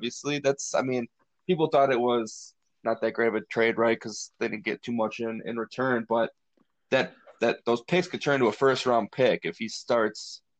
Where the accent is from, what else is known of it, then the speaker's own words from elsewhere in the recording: Wisconsin, United States; we're from Wisconsin